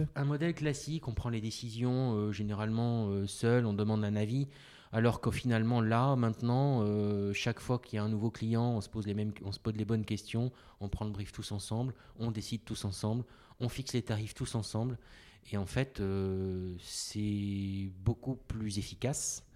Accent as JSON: {"language": "French", "country": "Côte d’Ivoire", "tie": "born or raised there", "moved": "as an adult", "said": "Je suis né en Côte d'Ivoire"}